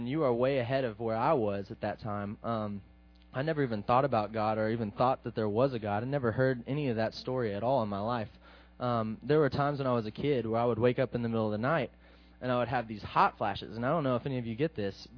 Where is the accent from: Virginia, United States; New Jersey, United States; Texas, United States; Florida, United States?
Texas, United States; Midland; I'm from Midland, Texas